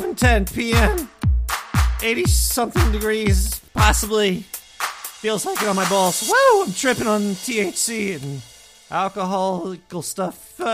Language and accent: English; Brooklyn, New York, United States; accent: Brooklyn; People are like, you're from Brooklyn? I'm like, yeah, you can't tell from my voice. You know, everybody from Brooklyn, New York talks like this right here.